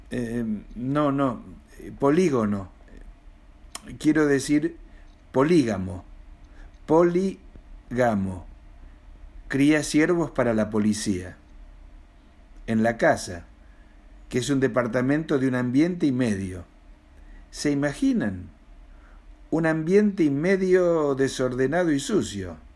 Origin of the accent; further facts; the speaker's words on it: Mendoza, Argentina; now in Buenos Aires, Argentina; argentino, mendocino para más datos, de 65 y años, viviendo en Buenos Aires y escribiendo poesía y relatos.